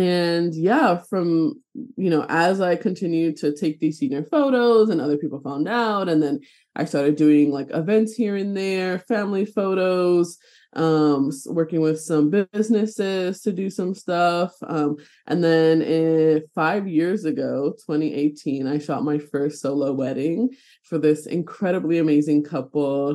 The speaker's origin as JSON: {"language": "English", "town": "New York City", "region": "New York", "country": "United States", "tie": "born or raised there", "moved": "as an adult", "lives_now": "Burlington, Vermont, United States", "said": "I'm originally from New York City, born and raised"}